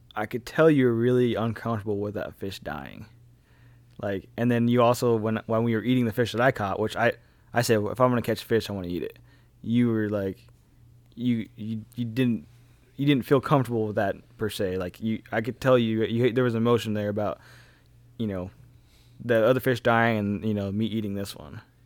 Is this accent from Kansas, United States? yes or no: yes; Kansas, United States; growing up in Kansas